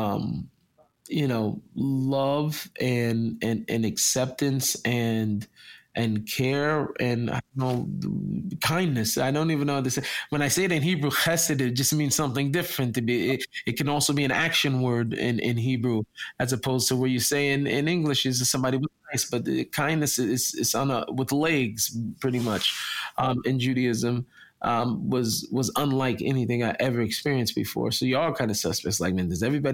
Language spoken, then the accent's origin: English; Seattle, Washington, United States; moved away as an adult; now in Israel; I come from Seattle. I was in the zip code 98118